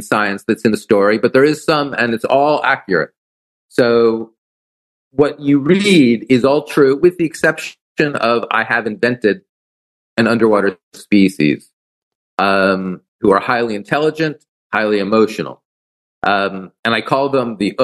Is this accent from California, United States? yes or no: no; New York City, New York, United States; moved away as an adult; also born or lived in Big Island, Hawaii; now in Big Island of Hawaii, United States; I grew up on the East Coast. I grew up in New York City.